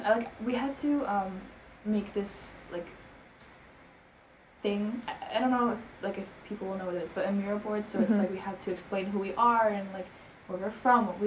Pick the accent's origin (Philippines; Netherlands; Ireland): Philippines; I grew up in the Philippines